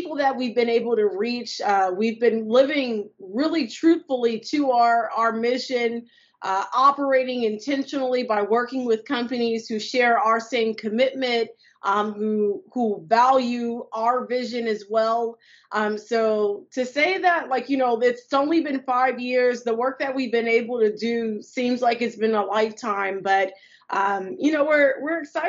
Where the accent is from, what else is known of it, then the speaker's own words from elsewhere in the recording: Los Angeles, California, United States; I'm from South Central Los Angeles, California